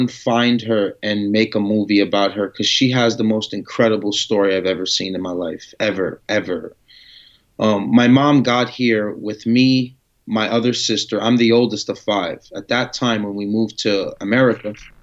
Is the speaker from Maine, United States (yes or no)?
no; Yonkers, New York, United States; also born or lived in Amman, Jordan / Paterson, New Jersey; we moved to Yonkers, New York, Carroll Avenue when I was about 5, 6 years old. And then ever since then, I've just been living in Yonkers.